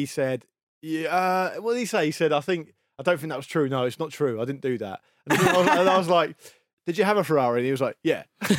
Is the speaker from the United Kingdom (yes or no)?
yes; United Kingdom; I grew up on the South Coast. It's windy all the time.